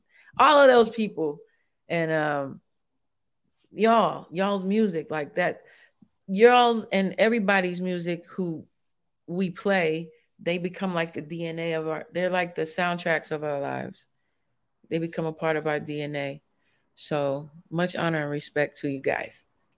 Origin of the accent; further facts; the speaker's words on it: Vallejo, California, United States; also born or lived in Shreveport; I'm from Vallejo.